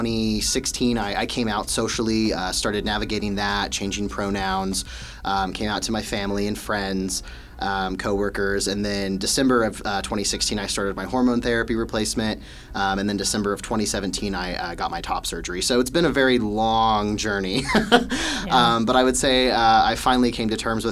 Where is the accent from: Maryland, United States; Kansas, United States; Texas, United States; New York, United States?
Kansas, United States; Wichita; I am originally from Wichita, so I've been born and raised here all 23 years of my life